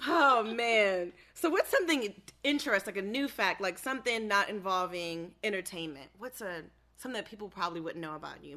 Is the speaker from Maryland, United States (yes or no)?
yes; Maryland, United States; moved away; I'm from Maryland, for those who don't know that I'm from Maryland